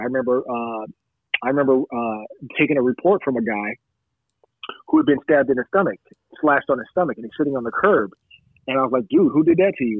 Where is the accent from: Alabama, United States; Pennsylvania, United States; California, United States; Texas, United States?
California, United States; Long Beach; I'm from the Long Beach Unified School District